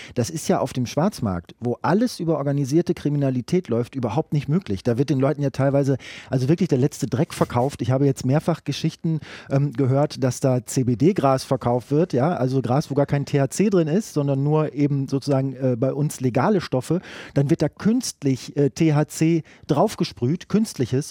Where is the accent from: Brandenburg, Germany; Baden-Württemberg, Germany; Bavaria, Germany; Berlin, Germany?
Brandenburg, Germany; bei uns in Brandenburg, wo viel Platz ist